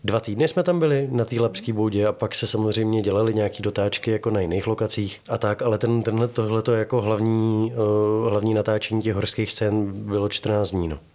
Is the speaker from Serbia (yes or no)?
no; Prague, Czechia; Já jsem Pražák z Václaváku